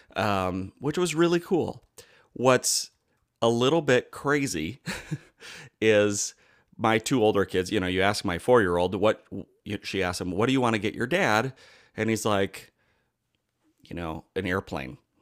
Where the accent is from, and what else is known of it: United States